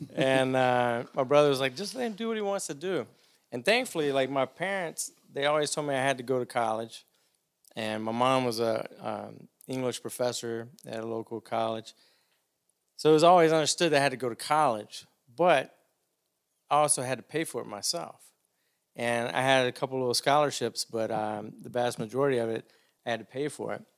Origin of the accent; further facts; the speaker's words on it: Demopolis, Alabama, United States; moved away; also born or lived in Auburn, Alabama; A little town called Demopolis, Alabama.